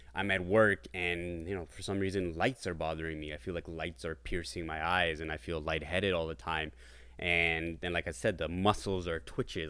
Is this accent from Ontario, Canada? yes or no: yes; Brampton, Ontario, Canada; I am from Toronto, Ontario, Canada. Uh, well, more so in Brampton, but Toronto is, uh, our base over here